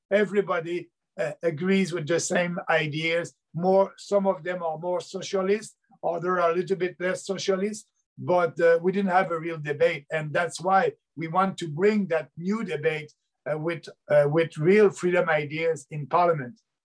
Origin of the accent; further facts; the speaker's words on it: Beauce, Quebec, Canada; I'm coming from Beauce, and Beauce, it's a uh, half rural, half urban uh, riding south of Quebec City.